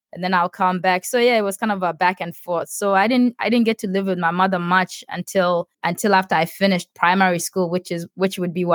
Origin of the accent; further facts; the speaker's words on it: South Sudan; In my head, as a kid growing up in South Sudan and seeing all my, like, most of my childhood friends dying from, you know, like, easily treatable diseases like cholera and typhoid fever and stuff.